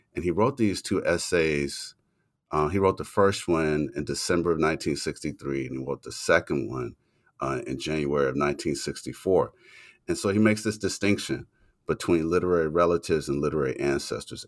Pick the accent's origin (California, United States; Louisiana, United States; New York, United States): Louisiana, United States; moved away; in Louisiana, my home state.